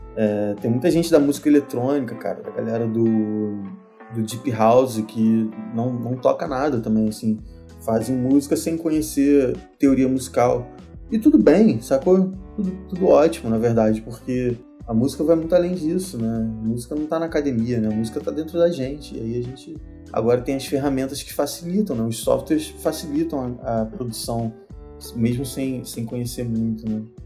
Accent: Rio de Janeiro, Brazil; eu sou do Rio

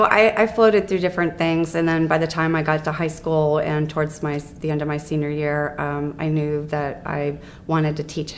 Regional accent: Columbus, Ohio, United States; Here, Columbus.

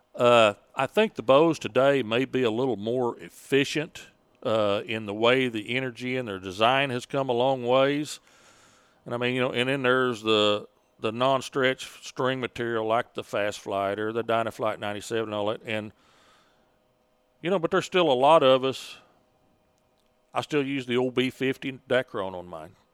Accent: Sand Springs, Oklahoma, United States; Sand Springs, Oklahoma. Uh, about twenty-five miles northwest of Tulsa, out in Osage County in a little log cabin in the woods

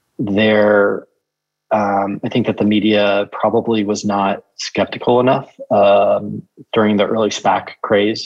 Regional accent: Tulsa, Oklahoma, United States; I grew up in Tulsa, Oklahoma

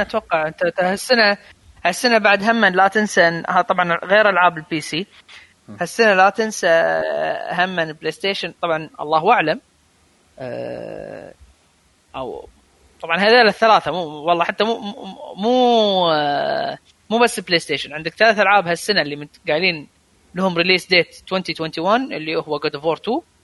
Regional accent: Kuwait; عندنا بالكويت

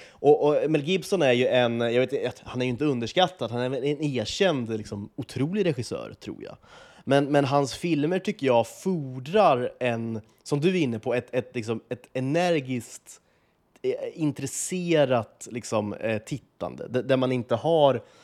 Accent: Sweden; vi lever med som svenskar

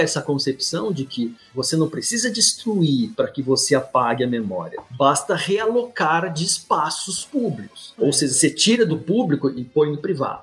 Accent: Brazil; nós, enquanto brasileiros, latino-americanos

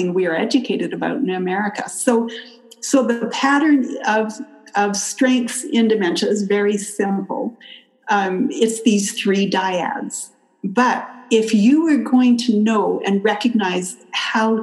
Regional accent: Canada; moved away as an adult; also born or lived in California; now in United States; I grew up in Canada

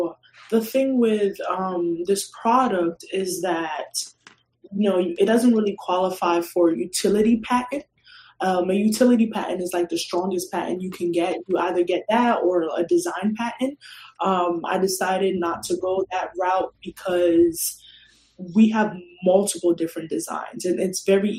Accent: Ghana; Like, if anything, we're from Ghana. They've seen a lot of hardship. They worked hard to come here.

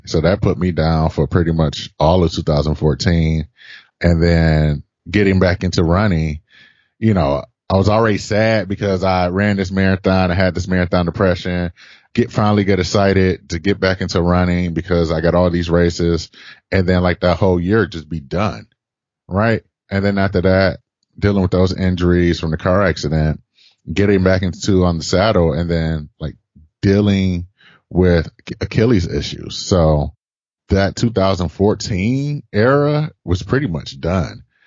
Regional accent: Detroit, Michigan, United States; also born or lived in Boston area / San Francisco area; now in San Francisco, United States; I'm originally from Detroit.

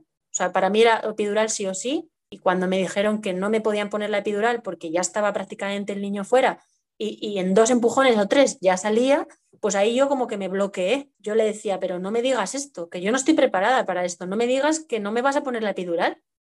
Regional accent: Madrid, Community of Madrid, Spain; estoy viviendo en Madrid, soy de aquí de Madrid de, toda la vida

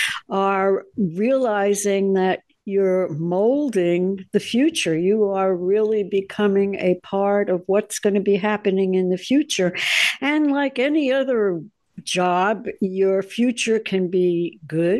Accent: the North, United States; I grew up in the North

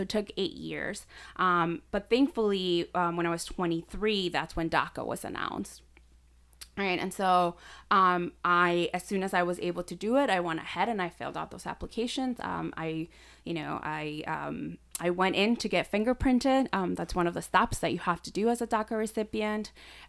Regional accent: Chicago, Illinois, United States; So we came to Chicago. We had family. We still have family that lives in Chicago. And so I grew up in Logan Square. I've been there for 22 years.

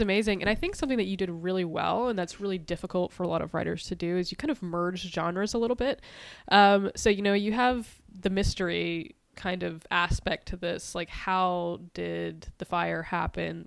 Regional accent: East Coast, United States; growing up on the East Coast

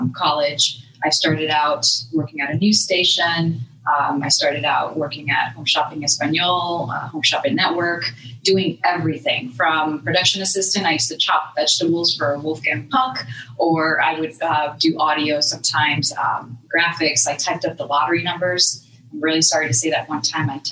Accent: Dominican Republic; now in Tampa, United States; I'm from the Dominican Republic, but I've lived in Tampa a long time

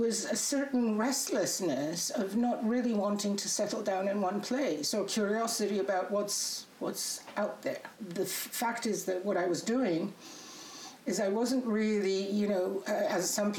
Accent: Poland; English is a second language; You know, when I was growing up in Poland in communist days, it was it wasn't that easy to travel, right?

